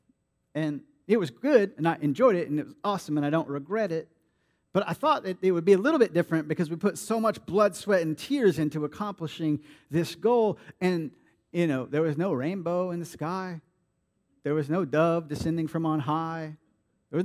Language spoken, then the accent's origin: English; Vero Beach, Florida, United States; now in Jacksonville, United States; my hometown in Vero Beach at my home church